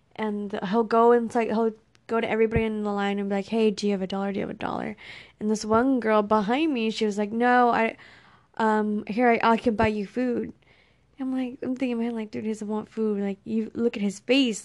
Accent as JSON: {"language": "English", "region": "Texas", "country": "United States", "tie": "born or raised there", "said": "I grew up in Texas by myself with my brother."}